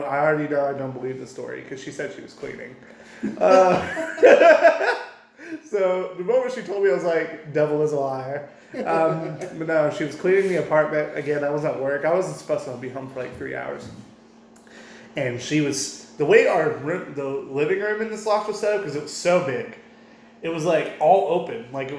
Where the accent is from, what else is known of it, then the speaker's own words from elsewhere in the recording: Minnesota, United States; I'm from Minnesota.